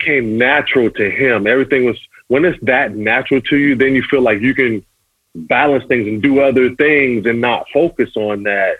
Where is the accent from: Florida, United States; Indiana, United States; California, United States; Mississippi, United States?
California, United States; Pasadena; growing up in Pasadena